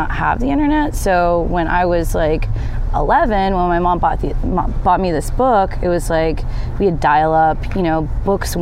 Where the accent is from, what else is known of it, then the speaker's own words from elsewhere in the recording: Austin, Texas, United States; I grew up in East Austin, and they did busing to, like, better schools